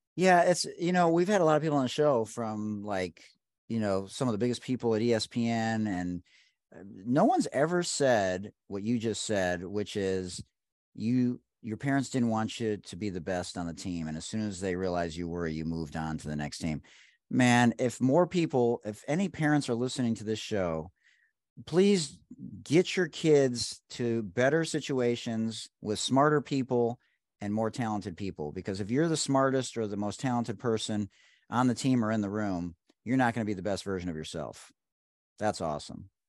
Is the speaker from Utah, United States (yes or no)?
no; Detroit, Michigan, United States; I'm from Detroit